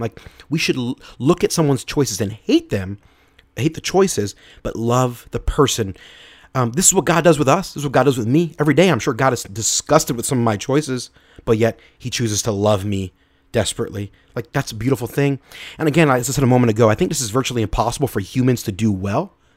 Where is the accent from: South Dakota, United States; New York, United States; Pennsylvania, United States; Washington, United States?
Pennsylvania, United States; Philadelphia; I'm from Philadelphia, so uh, being a football fan, I'm a fan of the Philadelphia Eagles.